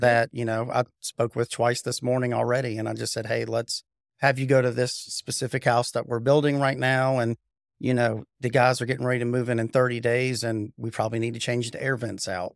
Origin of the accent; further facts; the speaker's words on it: Raleigh, North Carolina, United States; also born or lived in Cary, North Carolina; I was born and raised in Raleigh, went, lived in Cary my whole life, but went to Apex High School